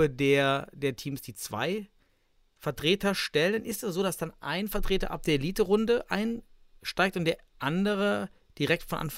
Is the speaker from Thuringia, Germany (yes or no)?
yes; Thuringia, Germany; als Thüringer, natürlich.